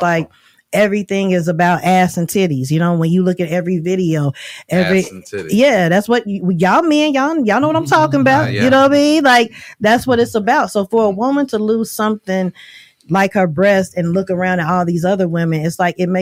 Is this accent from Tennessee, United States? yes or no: no; Oklahoma, United States; moved away; I'm from Oklahoma